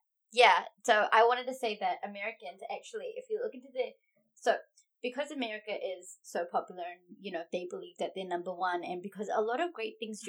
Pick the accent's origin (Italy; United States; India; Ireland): India; I just had one thing to say as an Indian.